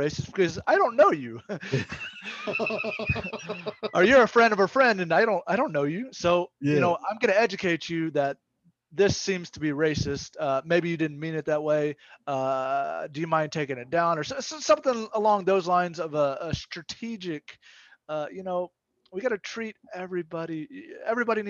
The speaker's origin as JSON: {"language": "English", "region": "Mississippi", "country": "United States", "tie": "born or raised there", "moved": "as an adult", "said": "I'm from Mississippi. I grew up there and I lived there for 19 years"}